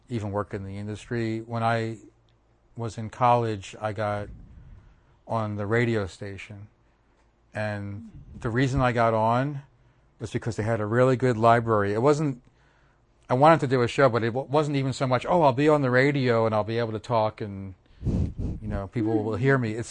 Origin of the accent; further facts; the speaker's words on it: Bala, Pennsylvania, United States; Oh, so I grew up in Bala with Montgomery